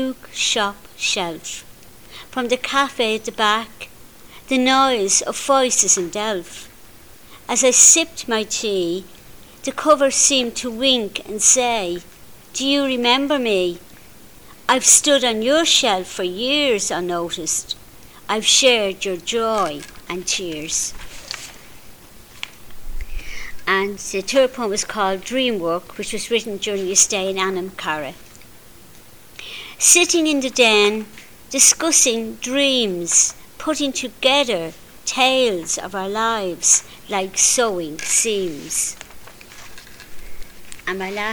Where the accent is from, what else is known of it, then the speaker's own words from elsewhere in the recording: Dublin, Leinster, Ireland; I'm from Finglas